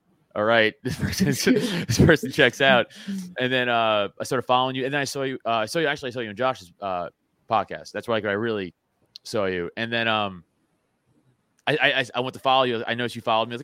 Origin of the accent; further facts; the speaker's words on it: New York, United States; now in Philadelphia area, United States; I'm a New Yorker. I live outside of Philly now